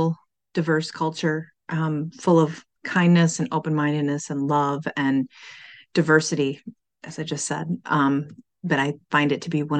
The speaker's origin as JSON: {"language": "English", "town": "Detroit", "region": "Michigan", "country": "United States", "moved": "yes", "lives_now": "Kalamazoo, United States", "said": "I am from the Metro Detroit area, but I now live in Kalamazoo, Michigan"}